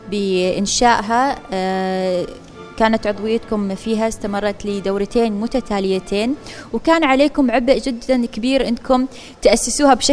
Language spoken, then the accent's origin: Arabic; Oman; منذ بداية الحراك الشبابي اللي صار عندنا في سلطنة عمان